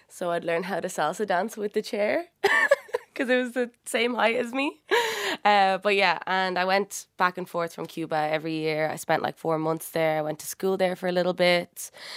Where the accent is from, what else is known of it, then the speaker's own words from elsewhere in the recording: Dublin, Leinster, Ireland; both my parents are Cuban uh, and they came here uh, a long time ago and had me, but I was raised in Dublin City, North Frederick Street